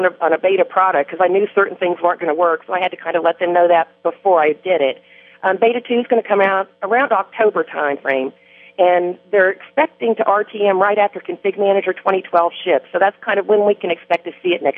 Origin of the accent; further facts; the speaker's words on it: Wellington, Kansas, United States; I was born in Wellington, Kansas